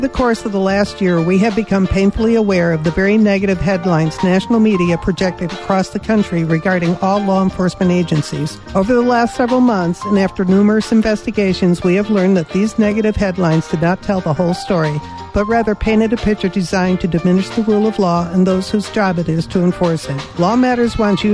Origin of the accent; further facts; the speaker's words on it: Chicago, Illinois, United States; moved away; I'm from Chicago